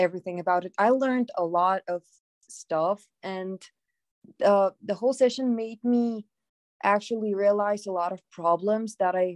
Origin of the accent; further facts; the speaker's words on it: Bulgaria; I'm 17 years old. I'm from Bulgaria.